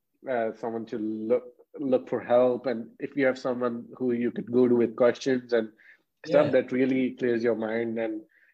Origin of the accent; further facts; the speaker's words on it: Jaipur, Rajasthan, India; I'm from Jaipur. This is northwest part.